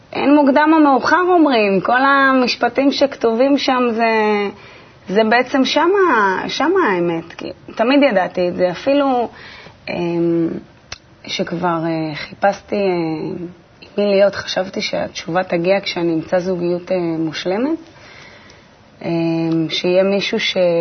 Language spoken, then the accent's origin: Hebrew; Netanya, Central District, Israel; נולדתי בנתניה, ליד הים, אה, בבית מאוד ביתי חממה כזה.